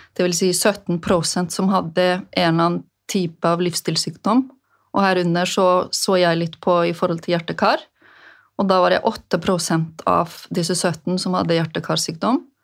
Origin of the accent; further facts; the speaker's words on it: Westfjords, Iceland; moved away as an adult; now in Norway; Jeg vokste jo opp på Vestfjordene på Island